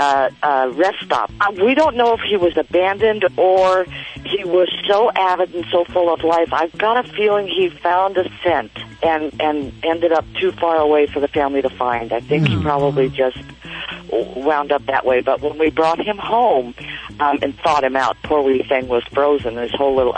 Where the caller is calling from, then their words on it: Long Beach, California, United States; I'm in Long Beach, California.